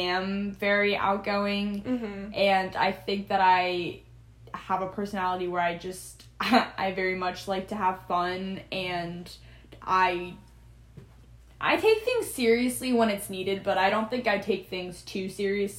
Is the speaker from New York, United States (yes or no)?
no; Maryland, United States; I'm from Maryland